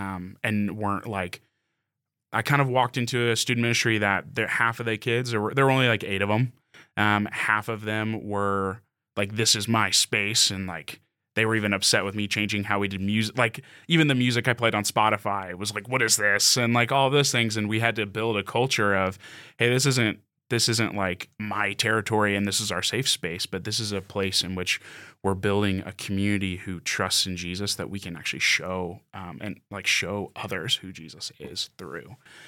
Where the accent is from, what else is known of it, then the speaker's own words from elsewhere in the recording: Texas, United States; moved away as an adult; now in Utah, United States; I grew up in Texas, lived there for 23 years before I moved here.